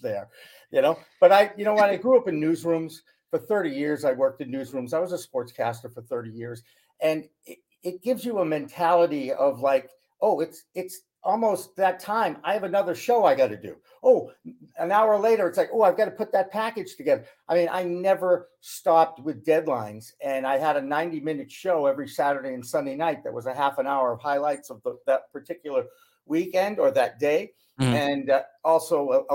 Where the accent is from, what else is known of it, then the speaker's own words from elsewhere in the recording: Newton, Massachusetts, United States; also born or lived in Newark, New Jersey / Portland, Maine; Boston, which is my hometown